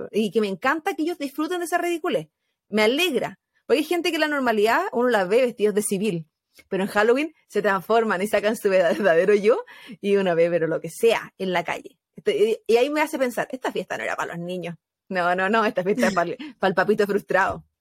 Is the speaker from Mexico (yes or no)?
yes; Mexico; pues si todos somos mexicanos.